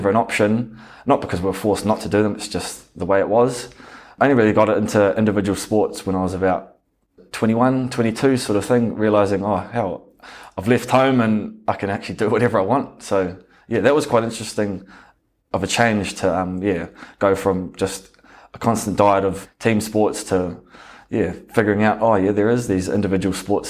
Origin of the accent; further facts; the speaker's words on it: Tolaga Bay, Gisborne, New Zealand; Growing up in Tolaga was amazing, eh? It was a massive blessing. Although we were brought up on a farm, so we never really were in the actual township